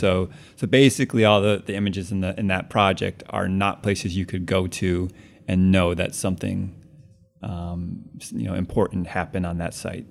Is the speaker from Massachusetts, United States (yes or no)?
yes; Cambridge, Massachusetts, United States; moved away as an adult; also born or lived in Connecticut; now in Brooklyn, United States; I grew up actually in Cambridge, Mass, and lived there my whole life until college, and then after oh. college moved to New York